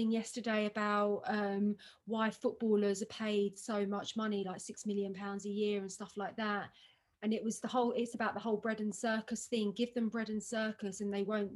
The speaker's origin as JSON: {"language": "English", "region": "London", "country": "United Kingdom", "tie": "born or raised there", "said": "I went to school in Hampstead and I grew up in London"}